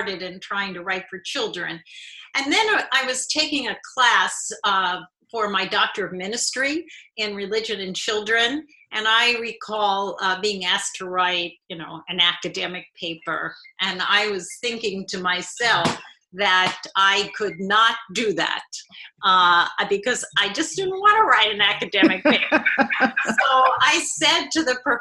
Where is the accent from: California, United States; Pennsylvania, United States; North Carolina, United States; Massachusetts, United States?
Pennsylvania, United States; Philadelphia; now in Indianapolis, United States; I grew up in a synagogue in Philadelphia